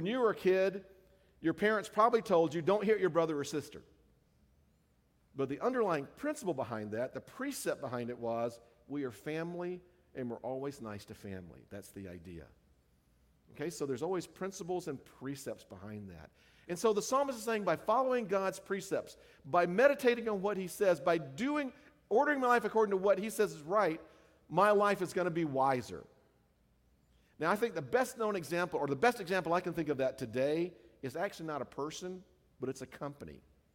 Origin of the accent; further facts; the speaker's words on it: the South, United States; now in California, United States; the culture that I grew up in the South.